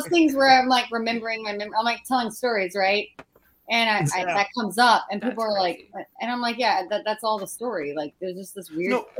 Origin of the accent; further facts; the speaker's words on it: Oregon, United States; I'm from Oregon.